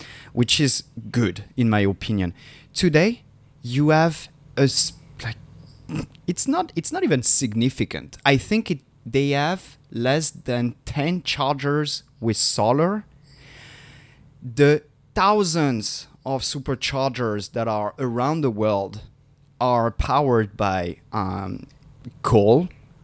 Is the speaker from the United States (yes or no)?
no; France; I'm from France